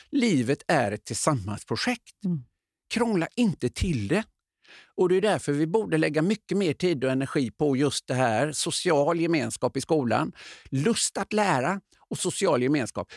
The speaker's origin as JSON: {"language": "Swedish", "town": "Öckerö", "region": "Västra Götaland", "country": "Sweden", "tie": "born or raised there", "moved": "yes", "said": "hemma på Öckerö"}